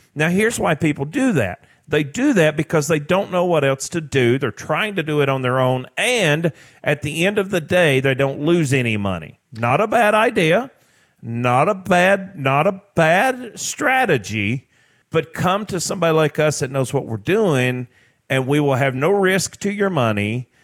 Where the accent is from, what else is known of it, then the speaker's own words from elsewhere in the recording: Tennessee, United States; I grew up in Tennessee on a farm